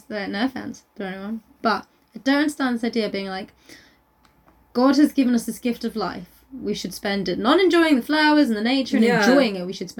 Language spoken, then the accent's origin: English; South East England, United Kingdom; We're from Surrey.